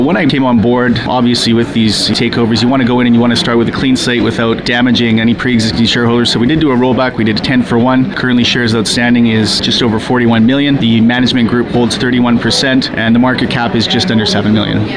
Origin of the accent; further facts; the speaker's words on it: Canada; for being Canadian